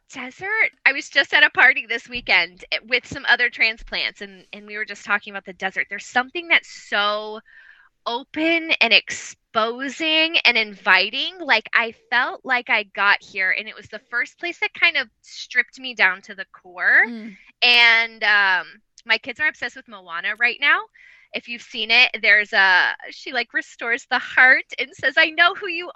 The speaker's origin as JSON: {"language": "English", "region": "Ohio", "country": "United States", "tie": "born or raised there", "also_born_or_lived": "Columbus, Ohio", "moved": "as an adult", "said": "We are from Ohio, so my husband and I are both small town Midwest, very cookie cutter Midwest small town families"}